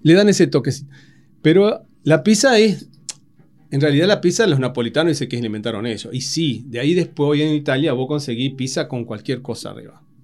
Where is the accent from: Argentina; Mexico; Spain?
Argentina